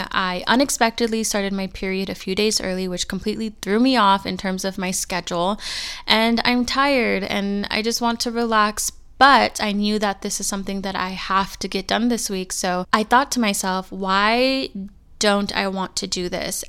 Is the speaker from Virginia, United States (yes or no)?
no; California, United States; moved away as an adult; now in Arizona, United States; I'm born and raised in California, and I just moved to Arizona about a year ago